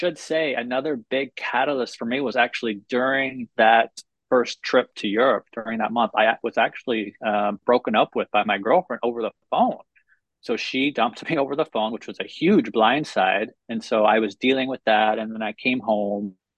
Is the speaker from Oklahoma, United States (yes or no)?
yes; Oklahoma City, Oklahoma, United States; moved away as an adult; also born or lived in Mustang, Oklahoma; now in Sayulita, Mexico; I was born and raised in Oklahoma City